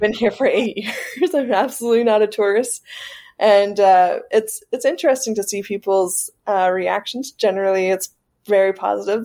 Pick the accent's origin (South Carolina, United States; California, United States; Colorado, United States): South Carolina, United States; moved away as an adult; now in Saudi Arabia; I'm from South Carolina